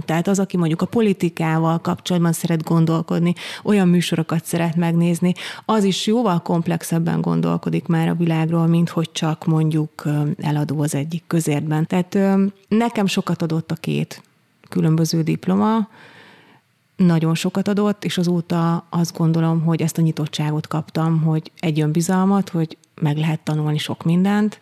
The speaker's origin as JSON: {"language": "Hungarian", "town": "Eger", "region": "Heves", "country": "Hungary", "tie": "born or raised there", "said": "én Egerben nőttem föl"}